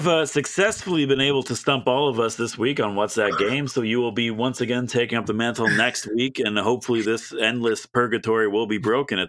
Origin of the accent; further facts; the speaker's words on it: Canada; As a Canadian, Chicago, I don't Illinois.